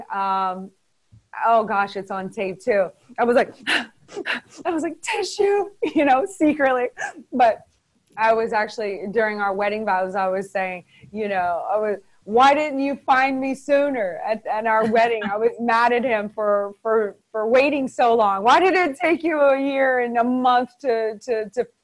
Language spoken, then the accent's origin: English; New Orleans, Louisiana, United States; moved away; also born or lived in Los Angeles; I'm from New Orleans, which is kind of closer to Mississippi